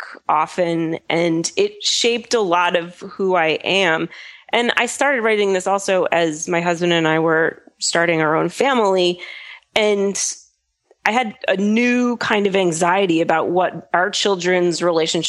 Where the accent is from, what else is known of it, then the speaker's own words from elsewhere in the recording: Brattleboro, Vermont, United States; moved away; my hometown, Brattleboro